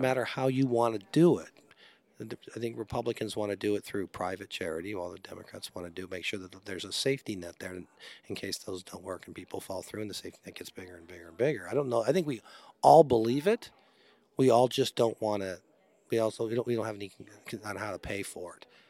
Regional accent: Long Beach, California, United States; I grew up in Long Beach

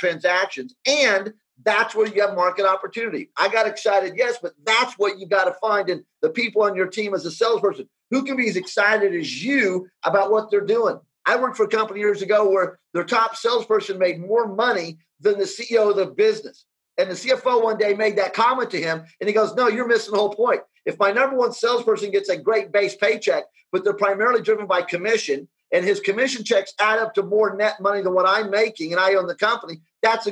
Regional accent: United States; I grew up in the United States

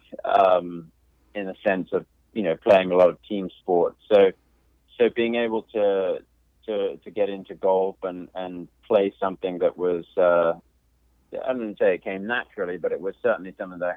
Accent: London, United Kingdom; moved away; also born or lived in Macon, Georgia; I grew up in South London

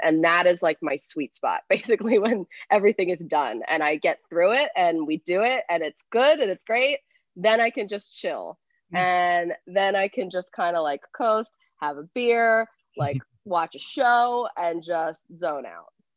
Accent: outside Philadelphia, Pennsylvania, United States; I grew up outside of Philly, um, like 45 minutes outside

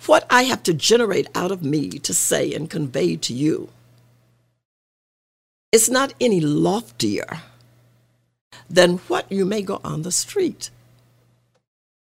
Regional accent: Arkansas, United States; moved away; I grew up in Arkansas

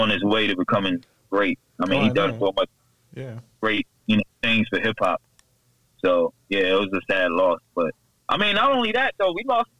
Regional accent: New Jersey, United States; now in Durham, United States; I'm born and raised in Jersey boy.

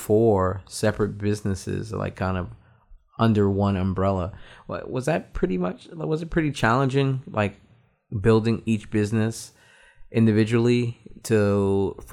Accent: New York, United States; moved away; I was originally from New York

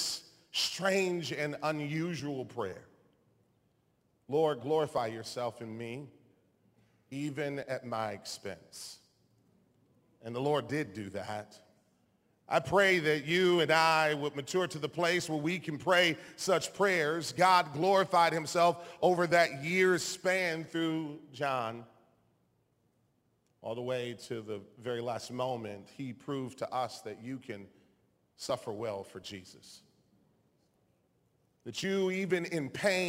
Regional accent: Taylor, Michigan, United States; my hometown of Taylor, Michigan, my small hometown

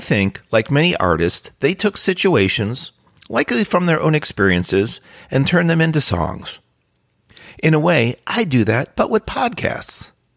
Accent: New Jersey, United States; During my high school years, I grew up in New Jersey

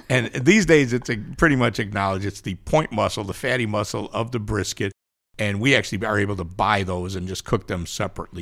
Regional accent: Chicago, Illinois, United States; moved away; also born or lived in Kansas City; I'm from Chicago, but I spent a lot, I cut my teeth in Kansas City

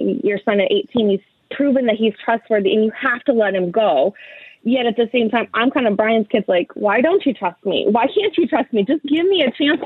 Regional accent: Northeast Ohio, United States; now in Columbus, United States; I grew up in Northeast Ohio.

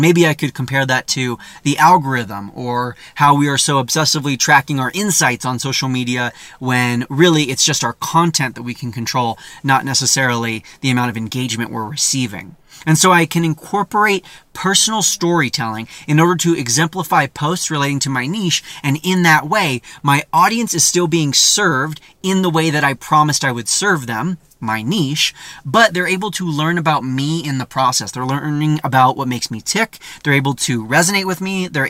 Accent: California, United States; You know, that's where I'm from. It's a lot easier to be like, yeah, I'm a Californian.

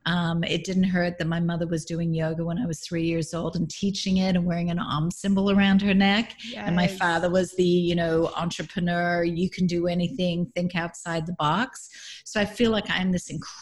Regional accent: Melbourne, Victoria, Australia; now in California, United States; Grew up in Melbourne, Australia.

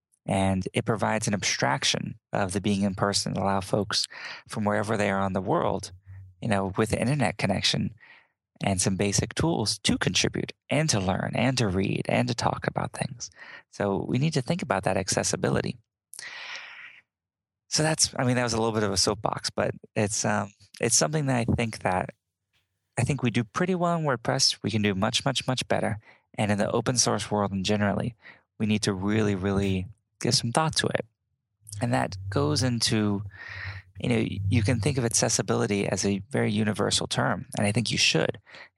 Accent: Southern United States, United States; Whether that's me growing up in the South and learning Southern charms or politeness or etiquette or things like that.

